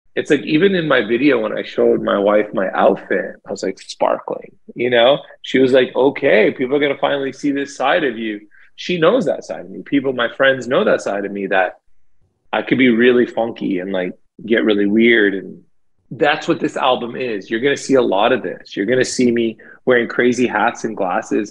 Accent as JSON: {"language": "English", "town": "Toronto", "region": "Ontario", "country": "Canada", "tie": "born or raised there", "said": "growing up in Toronto, there's a huge Jamaican population. So we grew up around a lot of reggae music"}